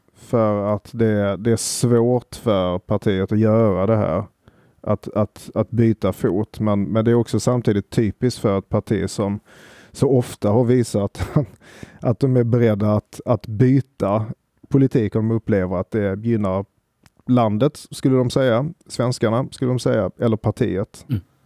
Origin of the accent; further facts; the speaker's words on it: Sweden; oss som svenskar